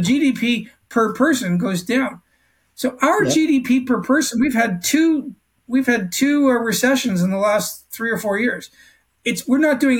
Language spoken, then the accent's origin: English; Canada; now in Australia; I'm Canadian, native born Canadian